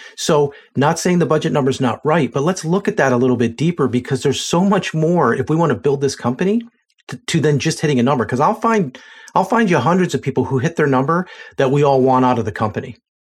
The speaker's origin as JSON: {"language": "English", "town": "Lancaster", "region": "Pennsylvania", "country": "United States", "said": "I'm from Lancaster, Pennsylvania"}